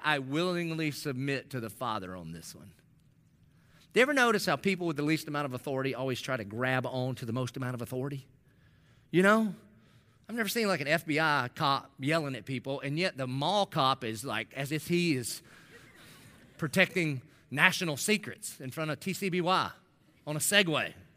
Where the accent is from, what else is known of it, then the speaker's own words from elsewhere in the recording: Dillon, United States; I'm a nobody from Dillon